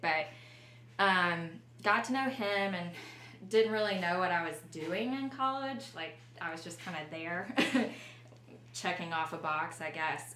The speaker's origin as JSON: {"language": "English", "town": "Luverne", "region": "Alabama", "country": "United States", "tie": "born or raised there", "moved": "yes", "said": "I grew up in Luverne, Alabama, and that is a small town 50 miles south of Montgomery"}